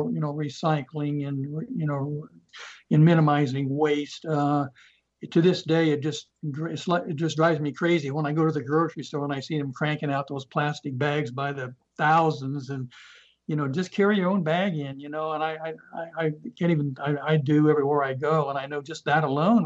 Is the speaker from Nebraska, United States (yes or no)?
yes; Nebraska, United States; moved away; I'm from Nebraska. I'm a Cornhusker.